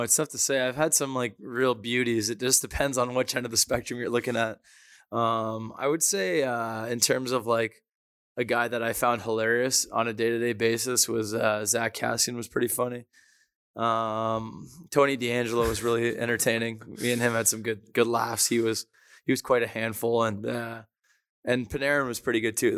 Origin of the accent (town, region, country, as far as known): Toronto, Ontario, Canada; born or raised there